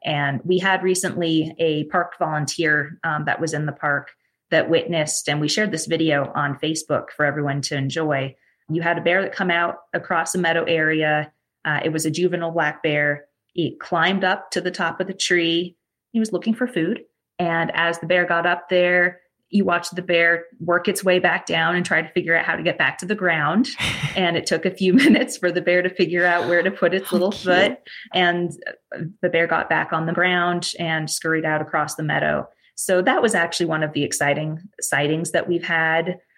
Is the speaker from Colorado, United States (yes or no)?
yes; Colorado, United States; I grew up in Colorado